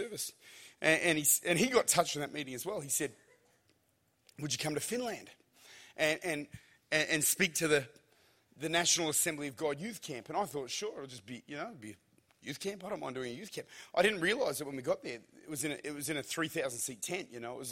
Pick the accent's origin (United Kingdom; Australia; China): Australia; I'm Australian